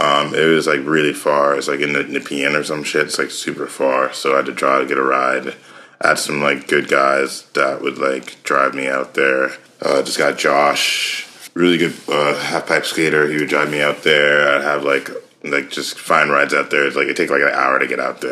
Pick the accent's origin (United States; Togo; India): United States; Boston, Massachusetts; born there; also born or lived in North Carolina; So yeah, I was born in Boston. Spent some time there shortly, and lived in Africa, West Africa for a bit. I was the only child born in America.